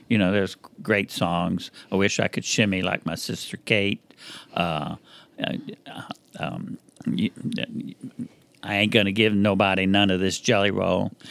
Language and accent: English; Breaux Bridge, Louisiana, United States; growing up in Louisiana, you know, where I come from is Cajun and Zydeco.